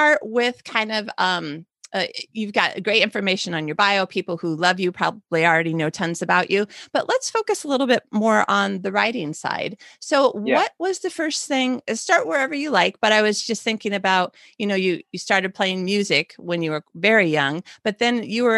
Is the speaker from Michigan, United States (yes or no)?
yes; Michigan, United States; I'm from Michigan